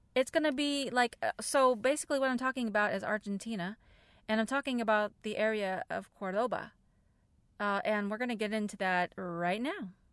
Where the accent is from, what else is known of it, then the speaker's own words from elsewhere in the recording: United States; as an American, I don't speak Spanish